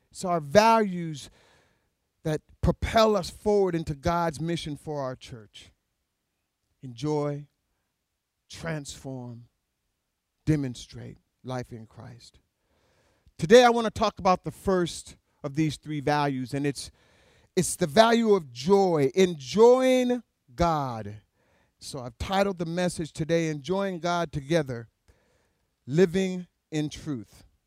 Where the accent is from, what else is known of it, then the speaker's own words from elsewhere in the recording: Alaska, United States; I was born and raised in Alaska